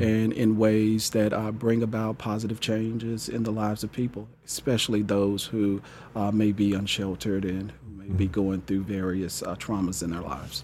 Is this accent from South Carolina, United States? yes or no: no; Jackson, Mississippi, United States; moved away as an adult; now in Topeka, United States; growing up in Jackson, Mississippi, I graduated in nineteen ninety-seven from, uh, Gemmill High School